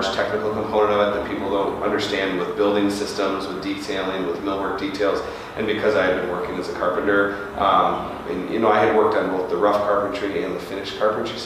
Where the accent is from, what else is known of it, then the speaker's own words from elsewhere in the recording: New Baltimore, Michigan, United States; I was originally from New Baltimore, which is on the east side, Macomb County